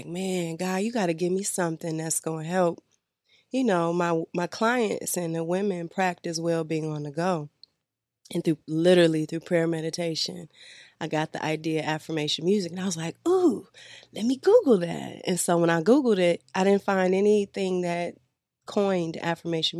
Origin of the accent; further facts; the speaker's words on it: Detroit, Michigan, United States; I'm from the D.